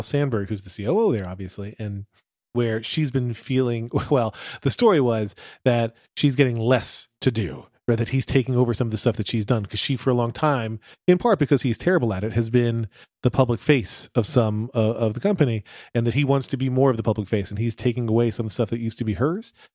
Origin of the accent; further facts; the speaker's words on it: United States; We're also from the United States